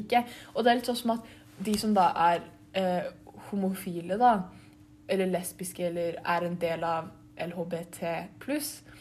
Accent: Norway; jeg ser ganske norsk ut, og jeg er født i Norge

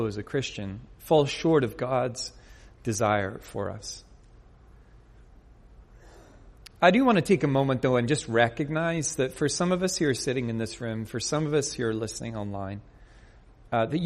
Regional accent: Northern Ireland, United Kingdom; moved away; I grew up in Northern Ireland

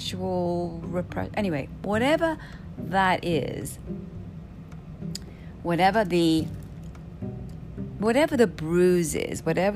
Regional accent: United Kingdom; I'm Brit

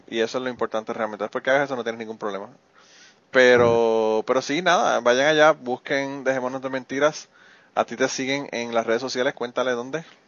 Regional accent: Puerto Rico; moved away; yo viví en Puerto Rico y soy de Puerto Rico y la mayor parte de mi vida vivía allá.

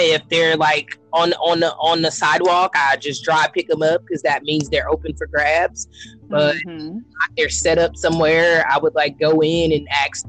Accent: Galveston, Texas, United States; I was born in Galveston, raised in Galveston also.

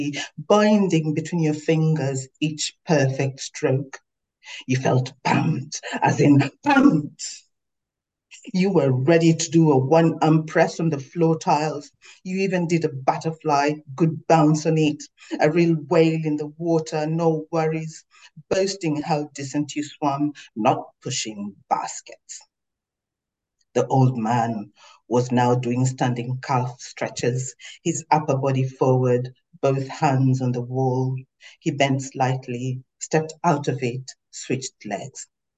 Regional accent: Tanzania; now in Melbourne, Australia; I am a daughter of the Wajita people of Tanzania

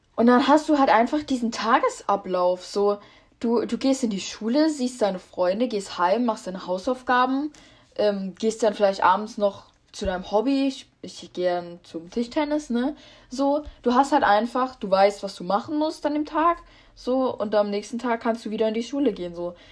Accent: Rhineland-Palatinate, Germany; ich komme aus Rheinland-Pfalz

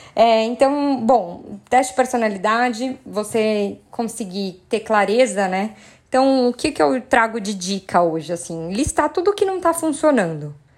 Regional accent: São Paulo, Brazil; Sou paulistana

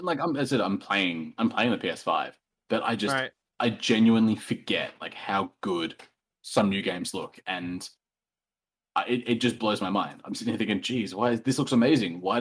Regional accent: Australia; I am an Australian

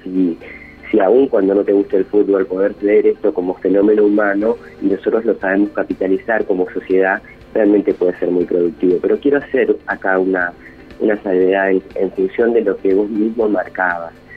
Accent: Argentina; lo hermoso que es ser argentino

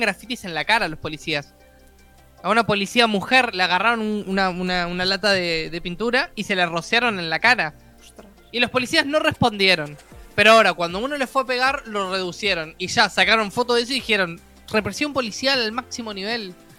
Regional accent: Uruguay

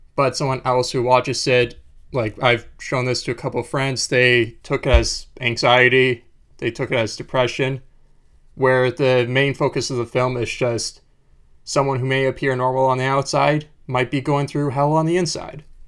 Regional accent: Winnipeg, Manitoba, Canada; moved away; also born or lived in Vancouver; I grew up in Winnipeg

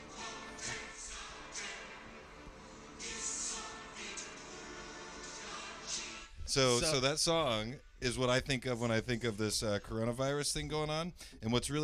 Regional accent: Greenfield, Indiana, United States; I grew up around Greenfield

